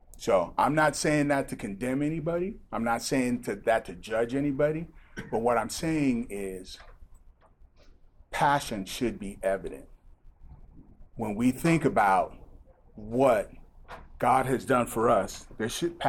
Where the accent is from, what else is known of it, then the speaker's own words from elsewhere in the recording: Nigeria; now in United States; I've had the privilege of growing up in Nigeria